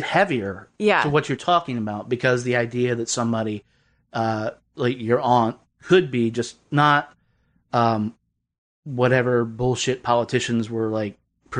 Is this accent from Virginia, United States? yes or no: yes; Lynchburg, Virginia, United States; I grew up in Southwest Virginia, so in Lynchburg.